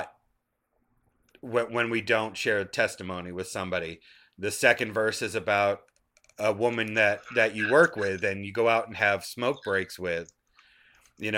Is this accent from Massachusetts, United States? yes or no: yes; Taunton, Massachusetts, United States; now in Georgia, United States; I'm in Georgia now, but I grew up in Massachusetts. And in Taunton, Massachusetts